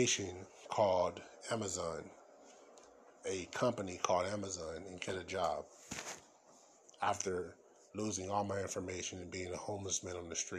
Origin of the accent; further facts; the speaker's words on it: United States; I was born in America